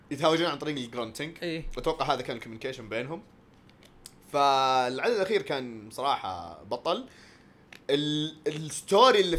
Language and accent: Arabic; Lebanon; انا اصلي لبناني